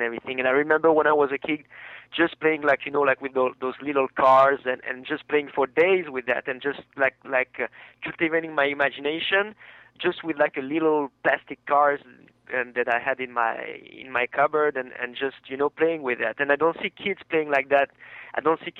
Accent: France; now in United States; I come from France

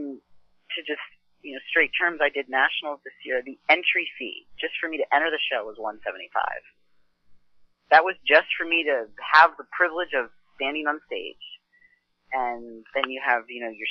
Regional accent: Lenhartsville, Pennsylvania, United States; I grew up in a farm in called Lenhartsville, Pennsylvania

